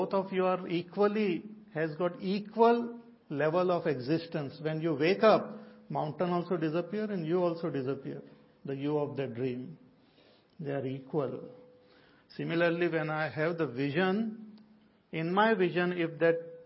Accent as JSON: {"language": "English", "country": "India", "said": "all of us are Indian."}